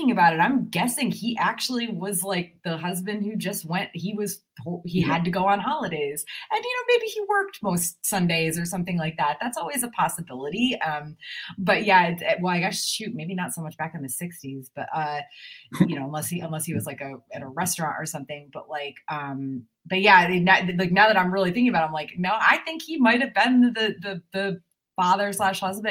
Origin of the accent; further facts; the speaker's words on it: New England, United States; I also grew up in a Baptist church, shockingly, since I'm from New England